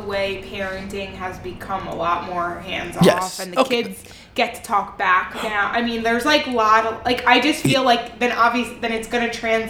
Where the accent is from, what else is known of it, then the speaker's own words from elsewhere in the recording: Long Island, New York, United States; Most people were in the upper class of where I grew up in Long Island